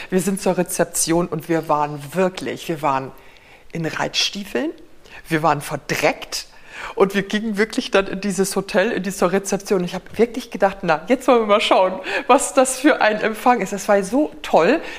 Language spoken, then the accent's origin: German; Oldenburg, Lower Saxony, Germany; Also ich komme ja nun aus Oldenburg und will da natürlich dann gleich sagen, na na na na.